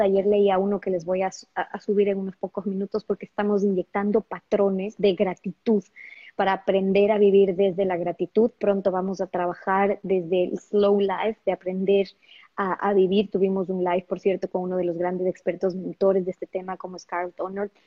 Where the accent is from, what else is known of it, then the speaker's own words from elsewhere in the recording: Ecuador; yo soy ecuatoriana